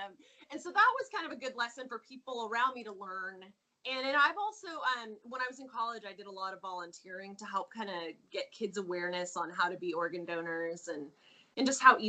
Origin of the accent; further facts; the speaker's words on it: Oregon coast, United States; I grew up here on Oregon on the coast. My dad's a fisherman. I grew up eating salmon.